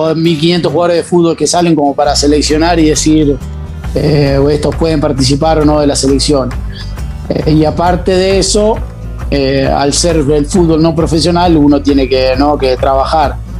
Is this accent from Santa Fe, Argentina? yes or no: no; Conesa, Buenos Aires, Argentina; moved away as an adult; now in San Marino; arranqué en el Babi de, mi pueblo, en Conesa, eh, hasta la edad de, de, 14, 15 años